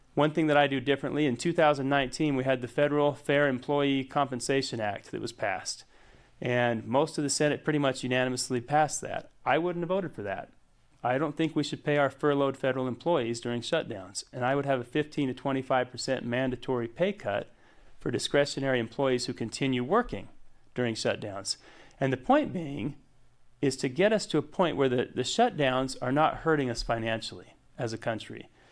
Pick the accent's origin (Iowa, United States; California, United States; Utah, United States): Utah, United States; Hyde Park; I grew up in, uh, Hyde Park, Utah. I went to Skyview High School